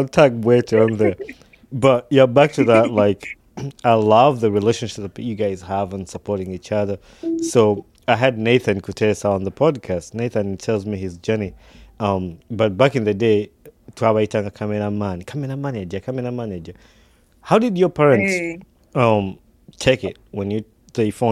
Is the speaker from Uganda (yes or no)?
yes; Uganda; growing up in Uganda